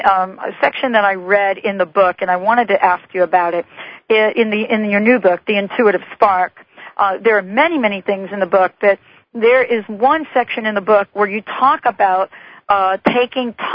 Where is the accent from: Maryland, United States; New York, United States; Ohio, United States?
New York, United States; New York City; moved away; I grew up in the Bronx